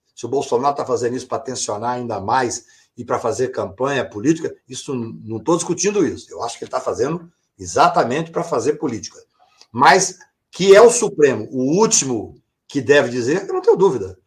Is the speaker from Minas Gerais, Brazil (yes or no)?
yes; Patos de Minas, Minas Gerais, Brazil; Eu sou da, do interior de Minas Gerais, de Patos de Minas